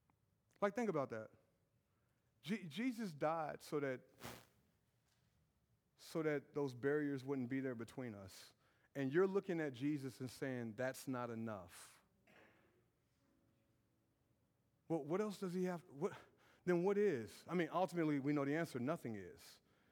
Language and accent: English; Brownsburg, Indiana, United States; I'm from Brownsburg with a bad reputation, and that's my swag right there.